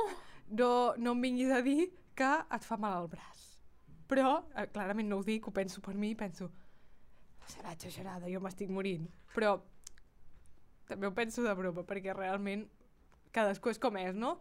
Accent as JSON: {"language": "Catalan", "town": "Girona", "region": "Catalonia", "country": "Spain", "said": "som de Girona i la gent de Girona"}